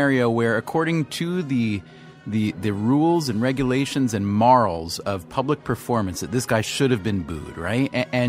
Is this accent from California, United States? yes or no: no; New York, United States; from New York.